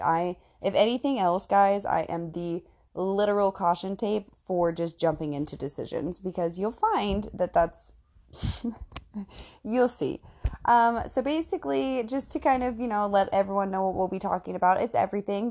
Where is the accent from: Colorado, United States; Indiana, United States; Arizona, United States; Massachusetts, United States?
Indiana, United States; I am from Indiana